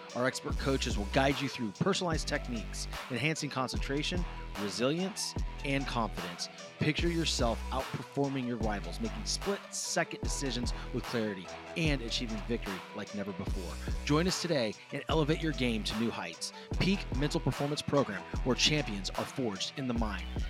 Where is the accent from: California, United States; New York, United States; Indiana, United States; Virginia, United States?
California, United States; growing up, like, I didn't see a whole bunch of it in California